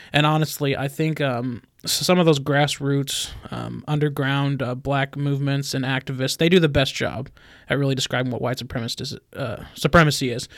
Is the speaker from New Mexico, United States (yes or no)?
yes; Albuquerque, New Mexico, United States; moved away; I was born in Albuquerque.